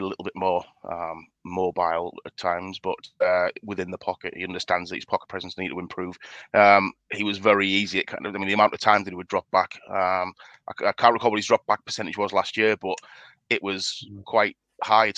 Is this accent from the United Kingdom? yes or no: yes; United Kingdom; being a Brit